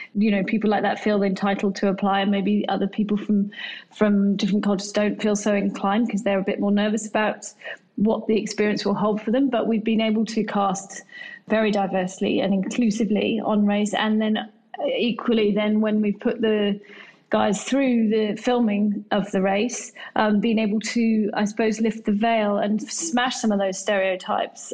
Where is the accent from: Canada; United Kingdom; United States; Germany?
United Kingdom; England; now in Australia; Being English myself